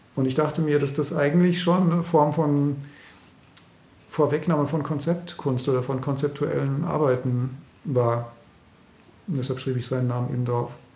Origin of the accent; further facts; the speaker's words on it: Germany; moved away; ich bin ja in der DDR aufgewachsen